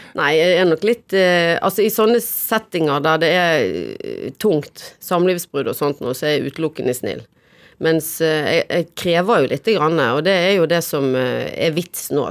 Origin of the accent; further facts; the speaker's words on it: Bergen, Vestland, Norway; moved away; Minde. Jeg vokste opp på Minde